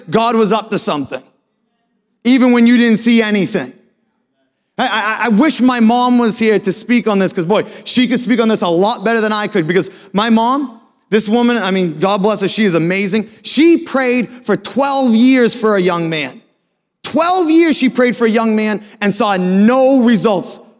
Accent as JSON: {"language": "English", "region": "Maine", "country": "United States", "tie": "born or raised there", "also_born_or_lived": "Philadelphia / Natick/Framingham, Massachusetts", "moved": "as an adult", "lives_now": "Foxborough, United States", "said": "I'm actually born and raised in Maine"}